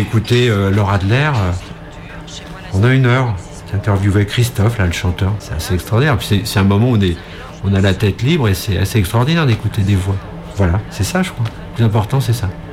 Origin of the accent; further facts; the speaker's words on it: France; j'ai grandi à Montreux